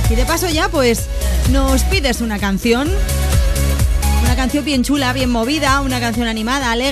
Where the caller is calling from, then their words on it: Málaga, Andalusia, Spain; Hola, ¿qué tal? … de Málaga